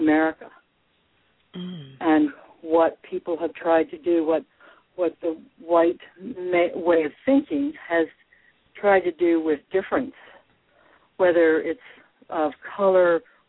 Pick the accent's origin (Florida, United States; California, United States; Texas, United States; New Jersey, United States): Texas, United States; Dallas; moved away; I'm from Texas